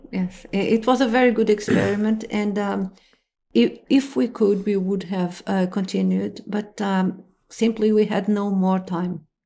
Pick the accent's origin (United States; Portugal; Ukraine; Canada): Portugal; Lisbon; I'm from Lisbon